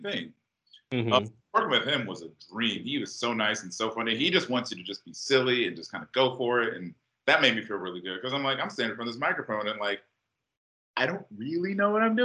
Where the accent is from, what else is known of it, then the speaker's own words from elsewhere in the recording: Atlanta, Georgia, United States; moved away as an adult; now in Los Angeles, United States; I'm from Atlanta